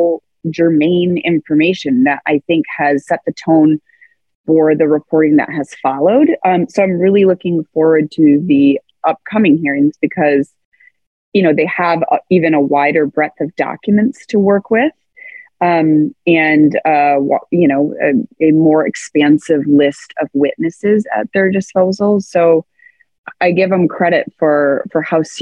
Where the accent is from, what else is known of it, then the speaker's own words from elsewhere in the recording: United States; especially as like an American